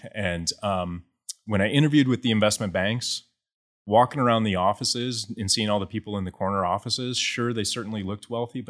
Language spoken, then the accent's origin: English; Des Moines, Iowa, United States; And so I grew up in Des Moines, went to West Des Moines Valley, was the high school, got recruited to play baseball at the University of Iowa.